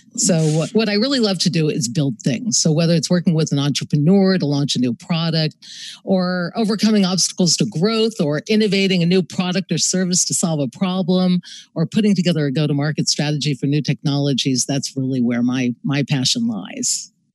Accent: Los Angeles, California, United States; moved away as an adult; also born or lived in New York City; I grew up in Venice Beach, California

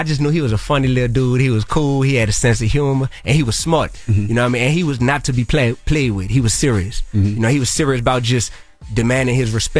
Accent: New Orleans, Louisiana, United States; I'm on some put God first stuff. I come from New Orleans.

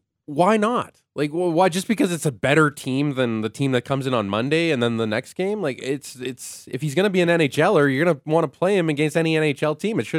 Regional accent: Winnipeg, Manitoba, Canada; now in Calgary, Canada; I'm from Winnipeg, but I've been here since 1992.

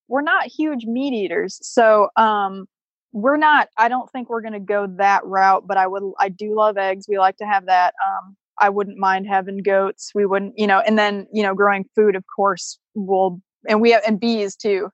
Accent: Chicago, Illinois, United States; moved away; I grew up in Chicago

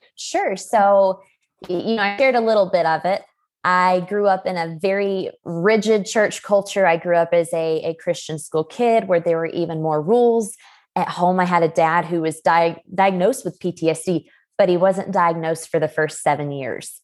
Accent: LaGrange, Georgia, United States; now in Colorado Springs, United States; I am from LaGrange, Georgia, which is a small town just sixty miles south of Atlanta, but right now I am living in the Colorado Springs area

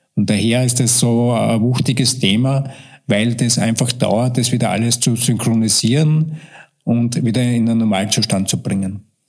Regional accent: Austria; bei uns in Österreich

